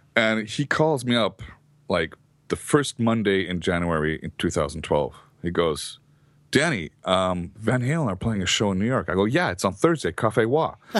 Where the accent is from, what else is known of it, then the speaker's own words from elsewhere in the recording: Norway; I came in from Norway.